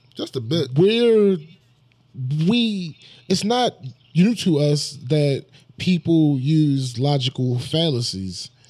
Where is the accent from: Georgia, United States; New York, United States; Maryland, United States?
Maryland, United States; Baltimore; We are from the same place